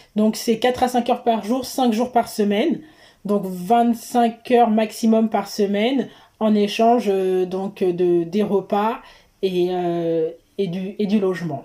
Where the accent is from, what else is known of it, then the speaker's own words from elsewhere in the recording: Seine-et-Marne, Île-de-France, France; also born or lived in Guadeloupe; je viens d'Île-de-France, de Seine-et-Marne particulièrement